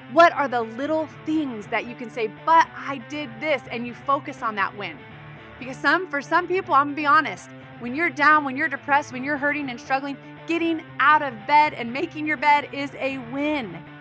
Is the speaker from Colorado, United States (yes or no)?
no; Southern California, United States; I grew up in Southern California, firstborn